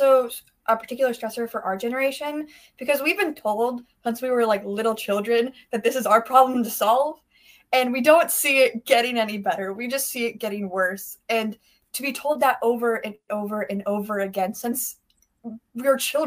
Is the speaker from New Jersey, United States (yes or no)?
no; just north of Seattle, Washington, United States; I'm from Washington State, just north of Seattle